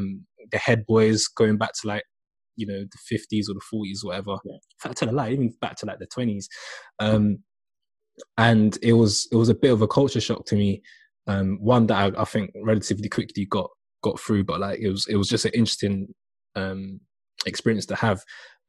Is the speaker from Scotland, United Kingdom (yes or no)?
no; London, United Kingdom; So I grew up in the Aylesbury Estate, Wharf Road as well. Okay. So like, yeah, really local to Brandon.